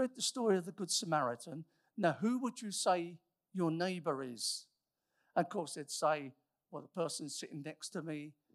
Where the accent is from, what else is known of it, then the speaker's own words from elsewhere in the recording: United Kingdom; we are mostly British